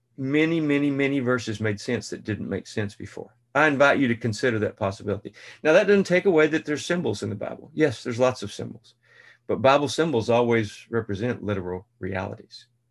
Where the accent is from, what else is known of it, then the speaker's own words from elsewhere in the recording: Central Texas, United States; Dad had an office on the square in this small town of two thousand, Central Texas